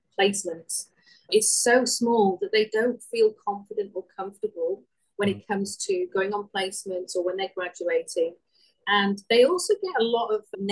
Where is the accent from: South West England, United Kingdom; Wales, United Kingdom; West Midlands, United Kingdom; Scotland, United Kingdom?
Wales, United Kingdom; accent: Welsh; moved away; also born or lived in Western Australia; this little Welsh girl